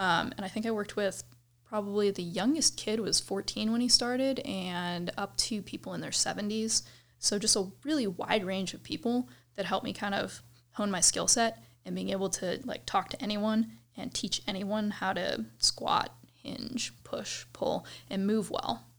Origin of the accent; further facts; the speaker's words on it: Cleveland, Ohio, United States; moved away as an adult; now in Colorado, United States; I grew up in Cleveland, well, suburbs of Cleveland, Ohio